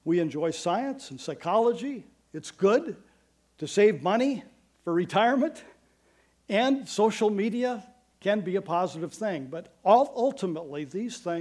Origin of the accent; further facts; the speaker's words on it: Iowa, United States; I've been born and raised in Iowa